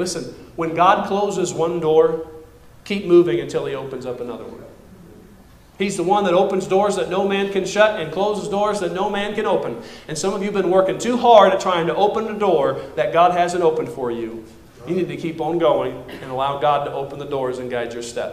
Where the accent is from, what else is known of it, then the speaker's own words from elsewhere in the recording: United States; as American Christians